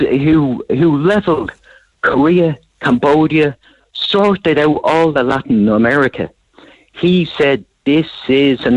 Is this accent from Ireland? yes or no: yes; Ireland; as an Irishman